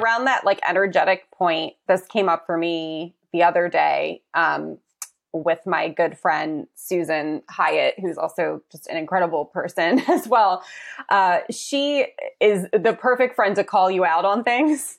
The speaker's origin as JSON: {"language": "English", "region": "East Coast", "country": "United States", "moved": "as an adult", "said": "I'm from the East Coast"}